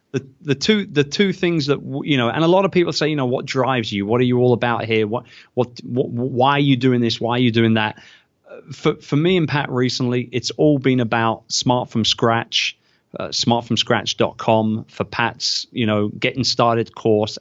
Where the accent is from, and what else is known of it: United Kingdom; born or raised there; moved away as an adult